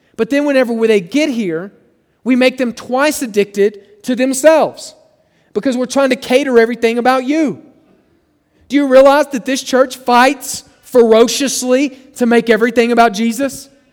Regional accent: Oklahoma, United States; moved away; where I grew up in Oklahoma

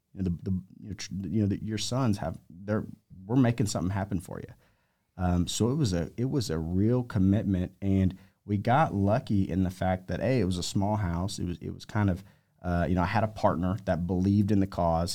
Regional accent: Amarillo, Texas, United States; moved away as an adult; also born or lived in Lubbock, Texas / Southern California / Vail, Colorado / Aspen, Colorado; I grew up in Amarillo

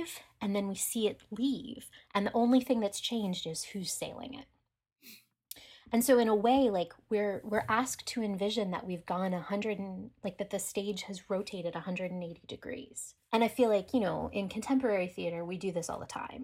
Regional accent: Pittsburgh, Pennsylvania, United States; I'm from Pittsburgh

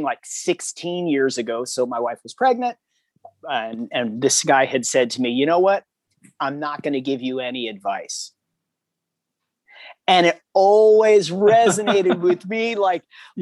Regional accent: Hermosa Beach, California, United States; from Hermosa Beach, California

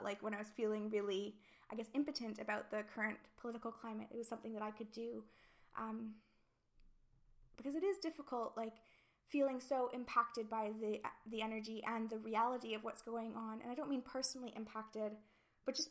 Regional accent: Canada; moved away as an adult; now in United Kingdom; not being British and not knowing the history or even the current situations as well as I would in Canada

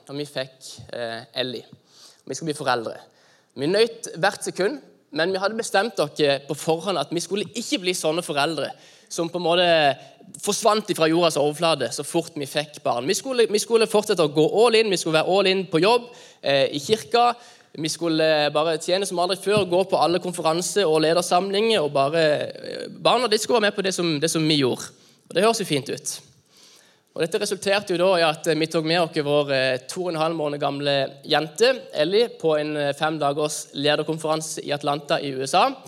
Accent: Norway

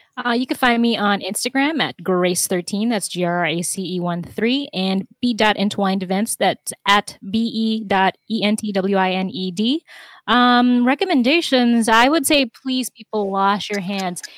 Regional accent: New York, United States; I'm from New York

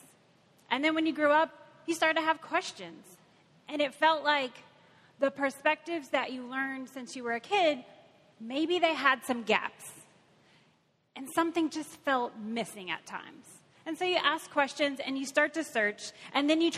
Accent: Kentucky, United States; now in Cincinnati, United States; I am from Kentucky

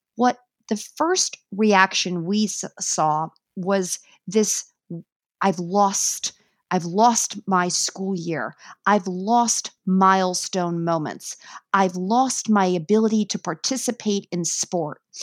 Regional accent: New York, United States; I am a New Yorker

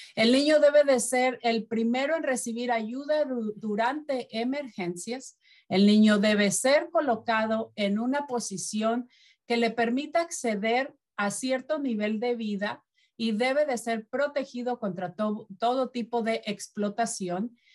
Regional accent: Mexico; moved away; de mi país, que es de México

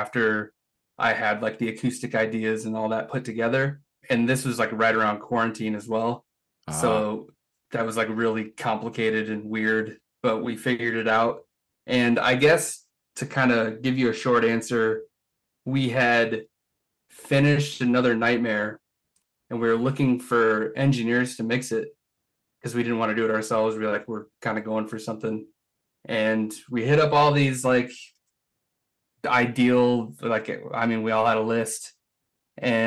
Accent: Cedar Falls, Iowa, United States; now in Rochester, United States; in my hometown, which is 2 hours south here in Cedar Falls, Waterloo, Iowa, in that area.

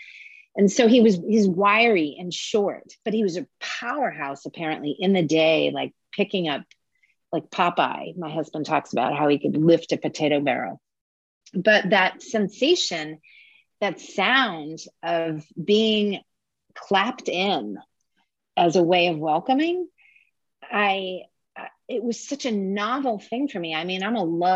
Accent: New Jersey, United States; also born or lived in Southern Maine; now in Maine, United States; I'm from New Jersey, which it might be Mars to Northern Maine

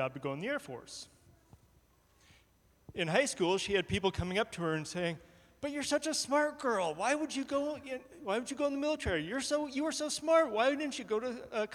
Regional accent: Georgia, United States; moved away as an adult; I grew up in Georgia

